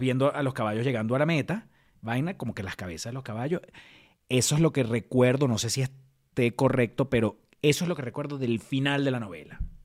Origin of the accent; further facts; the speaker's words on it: Venezuela; moved away; extraño demasiado Venezuela